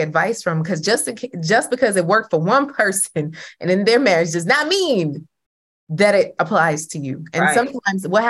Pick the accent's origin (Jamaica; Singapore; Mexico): Jamaica; I'm Jamaican, okay? All the women in my family are single